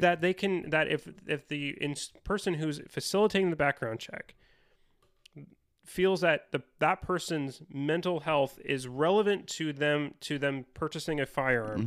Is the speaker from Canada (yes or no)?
no; United States; as an American